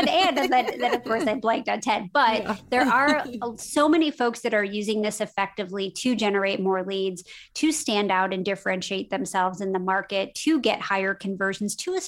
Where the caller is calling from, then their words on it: Carmel, Indiana, United States; I am actually in Carmel, Indiana. So it's not Carmel by the sea. It is Carmel by the corn.